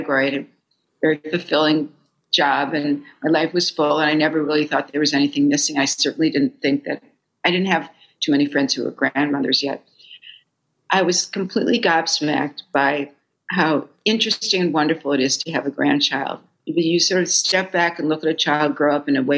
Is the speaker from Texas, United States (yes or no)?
no; Fargo, North Dakota, United States; moved away as an adult; now in New York, United States; I grew up far away from grandparents. I was raised in Fargo, North Dakota